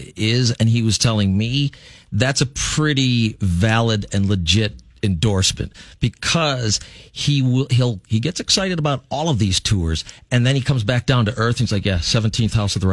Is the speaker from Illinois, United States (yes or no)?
yes; Fox Lake, Illinois, United States; born or raised there